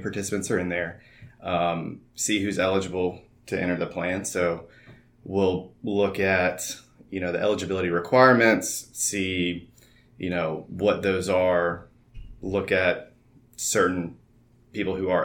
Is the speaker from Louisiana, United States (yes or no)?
yes; Prairieville, Louisiana, United States; I am from Prairieville, Louisiana